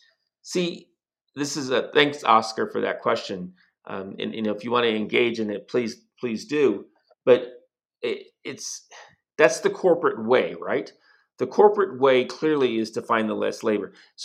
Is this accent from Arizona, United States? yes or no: yes; Arizona, United States; moved away as an adult; now in Mexico; So growing up in Arizona, the Southwest, I grew up constantly coming to Mexico, to Nogales.